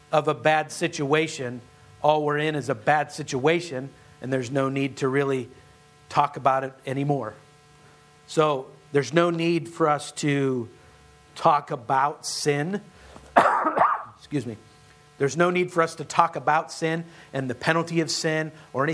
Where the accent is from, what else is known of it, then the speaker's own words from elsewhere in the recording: Western Pennsylvania, United States; now in Hatboro, Pennsylvania, United States; I grew up in Western Pennsylvania, where we still call them mountains.